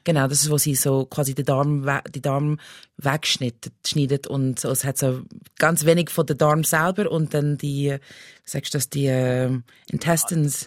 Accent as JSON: {"language": "German", "region": "Pennsylvania", "country": "United States", "tie": "born or raised there", "second_language": "German", "moved": "as an adult", "lives_now": "Switzerland", "said": "ich bin in den USA aufgewachsen"}